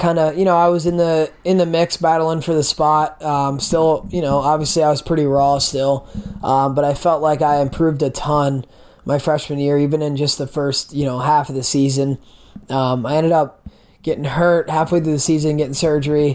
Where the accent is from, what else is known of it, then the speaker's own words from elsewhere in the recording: Lancaster, Pennsylvania, United States; Lancaster, like southern end, almost to Maryland